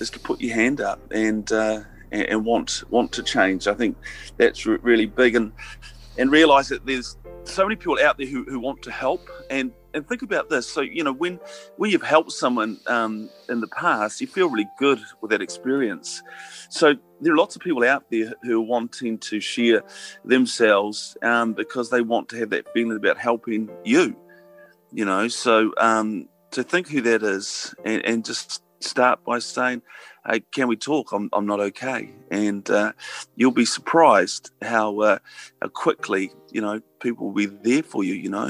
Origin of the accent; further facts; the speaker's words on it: Hawera, Taranaki, New Zealand; I grew up in Hawera. I grew up in an agricultural area